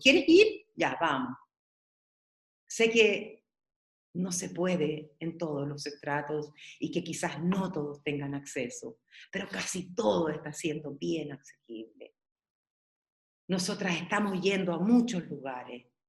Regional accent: Peralillo, O'Higgins, Chile; also born or lived in San Fernando; Yo recuerdo donde yo nací. Era súper latifundista mi pueblo, Peralillo

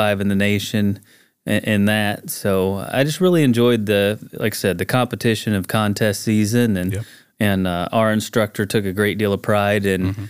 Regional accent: Buffalo, Missouri, United States; I grew up in Buffalo, north of Springfield. Grew up on a farm my entire life. My dad and brother still farm.

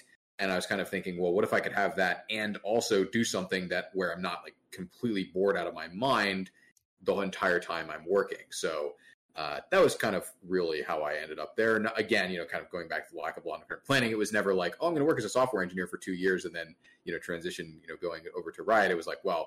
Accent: Maryland, United States; moved away as an adult; also born or lived in Fairfax, Virginia; I went to college in Maryland. I grew up in Maryland

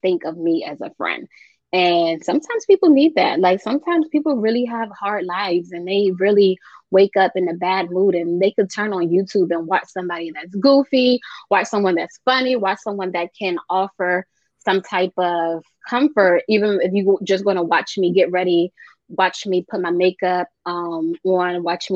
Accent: United States; I was born here in America, but my parents are from both some Sierra Leone, West Africa, and they came to the country over 50 years ago

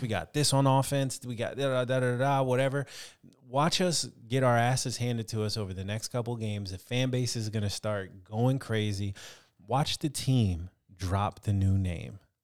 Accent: California, United States; a kid growing up in California

